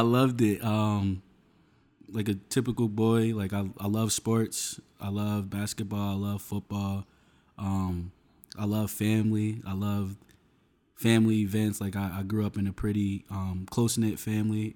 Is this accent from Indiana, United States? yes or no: no; Union, New Jersey, United States; also born or lived in Westfield, New Jersey; I grew up in, in Union, New Jersey